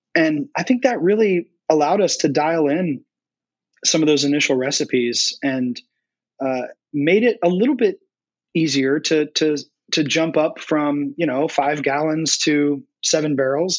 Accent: North Carolina, United States; moved away as an adult; now in Cincinnati, United States; born, born and raised in North Carolina

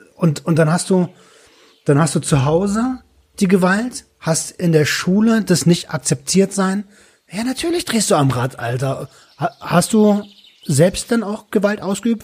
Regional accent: Berlin, Germany; accent: Berliner Schnauze; als Berliner mit meiner Berliner Schnauze

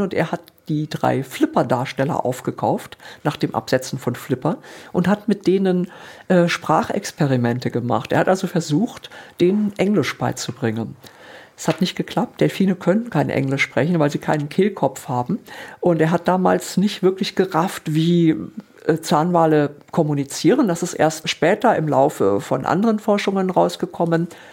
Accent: Hamburg, Northern Germany, Germany; moved away as an adult; now in Darmstadt, Germany; bin dann von Hamburg, ich bin eigentlich Norddeutsche und äh, Meeresliebhaberin, und dann bin ich irgendwann nach Darmstadt gezogen

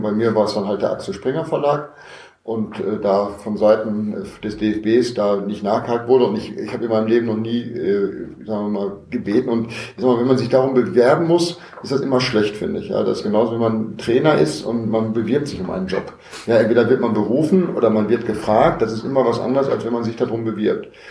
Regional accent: Herne, North Rhine-Westphalia, Germany; als kind des Ruhrgebiets ähm, ist man natürlich Fan von, von Ruhrgebietsvereinen. Äh, jetzt komme ich aus, aus Herne

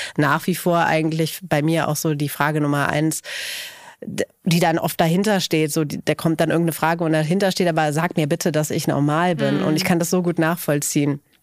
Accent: Cologne, North Rhine-Westphalia, Germany; ich komme ja aus Köln

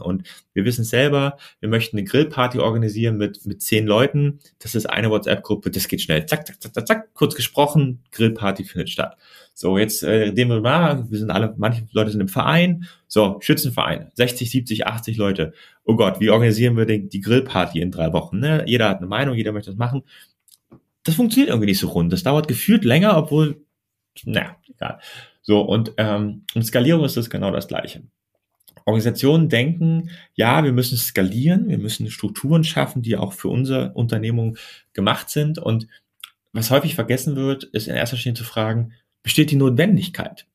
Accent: Germany; ich komme ja aus Deutschland

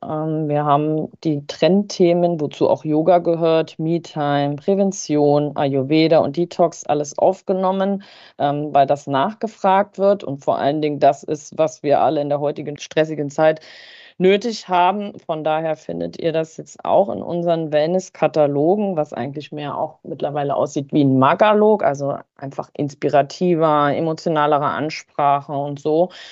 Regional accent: Harz, Germany; im Harz, in meiner Heimat

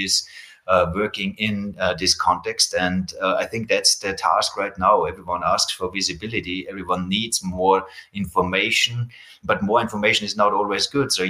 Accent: Austria; I come from Austria

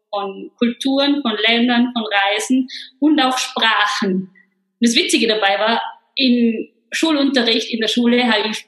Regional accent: Innsbruck, Tyrol, Austria; Ich komme ursprünglich aus Innsbruck ähm, und bin wirklich in einer rein österreichischen Familie aufgewachsen.

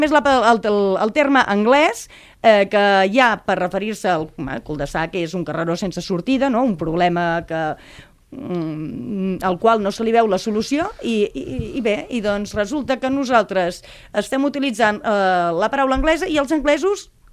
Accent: Mont-roig del Camp, Catalonia, Spain; una ràdio pirata que teníem a Montroig del Camp, que és el meu poble

